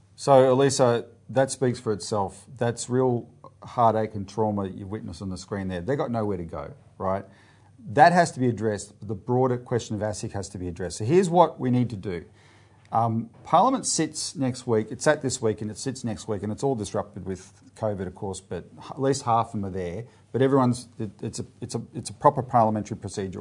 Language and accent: English; Australia; we as Australian citizens